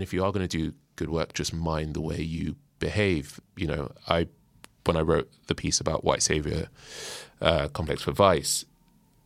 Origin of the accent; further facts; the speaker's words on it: Nigeria; I'm Nigerian, and Nigeria is, as a country, is 60 years old. Like my parents are older than Nigeria